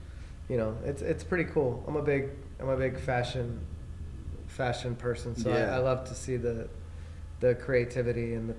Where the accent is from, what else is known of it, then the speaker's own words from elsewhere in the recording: California, United States; I'm from California.